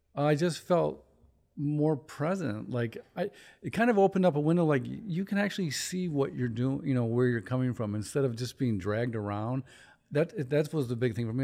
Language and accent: English; Chicago, Illinois, United States; moved away; I'm from Chicago